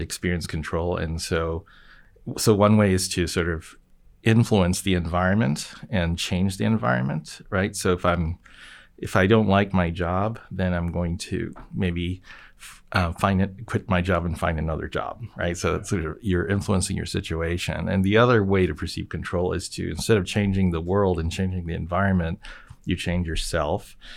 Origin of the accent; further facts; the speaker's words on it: Japan; moved away; I grew up in Japan